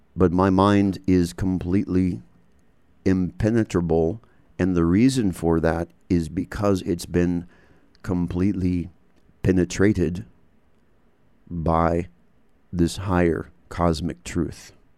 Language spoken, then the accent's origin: English; United States; also born or lived in England / Canada; I'm born and bred in the United States